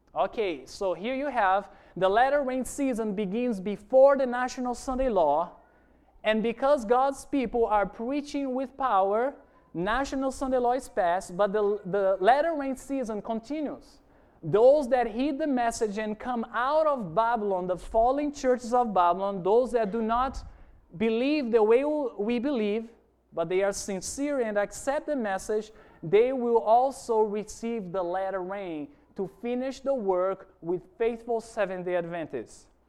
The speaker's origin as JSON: {"language": "English", "country": "Brazil", "moved": "yes", "said": "I'm originally from Brazil. I've been working here in the island for about a year"}